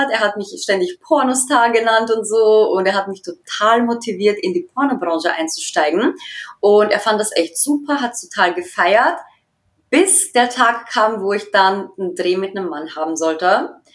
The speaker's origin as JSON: {"language": "German", "country": "Austria", "tie": "born or raised there", "moved": "as an adult", "lives_now": "Dresden, Germany", "said": "ich bin 29 Jahre alt. Ich bin in Österreich geboren und aufgewachsen und wohne seit mittlerweile zwei Jahren in Deutschland, in Dresden."}